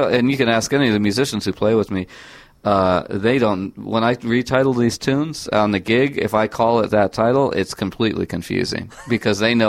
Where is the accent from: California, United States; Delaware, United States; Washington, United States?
California, United States; I grew up in California, so very near the San Andreas Fault